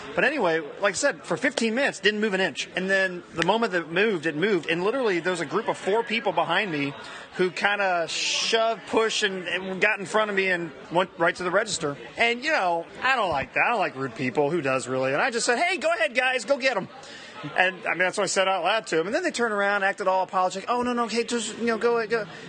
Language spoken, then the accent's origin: English; Ohio, United States; I'm from Ohio